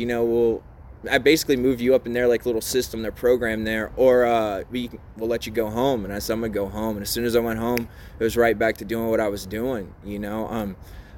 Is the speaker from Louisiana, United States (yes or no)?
yes; between New Orleans and Baton Rouge, Louisiana, United States; moved away; also born or lived in Mississippi; I grew up in the South between New Orleans and Baton Rouge, mostly a little bit of time in Mississippi